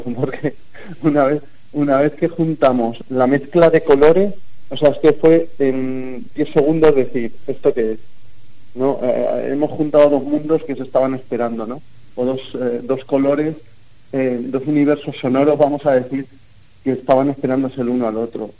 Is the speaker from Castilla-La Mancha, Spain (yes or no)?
yes; Campo de Criptana, Castilla-La Mancha, Spain; Yo soy de Campo de Criptana.